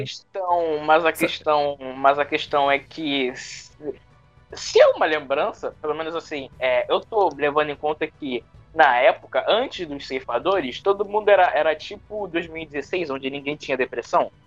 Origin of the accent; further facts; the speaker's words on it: Rio de Janeiro, Brazil; Eu, que sou carioca